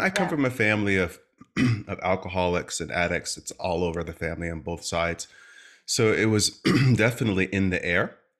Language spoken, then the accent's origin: English; Stamford, Connecticut, United States; I come from the East Coast, from a town called Stamford, Connecticut. Small family, just my mom, my dad, my sister